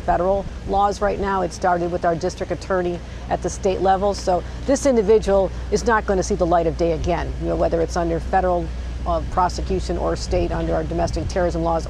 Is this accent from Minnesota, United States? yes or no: no; Buffalo, New York, United States; It's my hometown of Buffalo